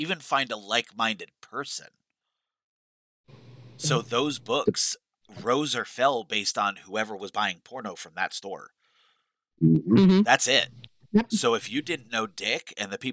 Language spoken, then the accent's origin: English; New York, United States; growing up in New York